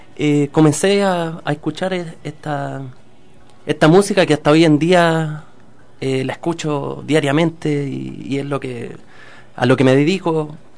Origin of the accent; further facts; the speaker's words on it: Santiago, Santiago Metropolitan Region, Chile; nosotros igual somos santiaguinos